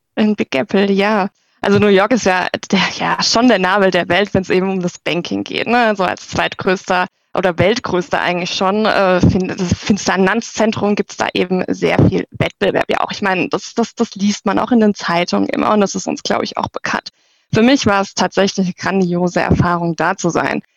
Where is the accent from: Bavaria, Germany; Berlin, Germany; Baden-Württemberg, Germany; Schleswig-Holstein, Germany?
Baden-Württemberg, Germany; near Walldorf; ich komme aus der Nähe von ähm, Waldorf, äh, dem Hauptsitz von der SAP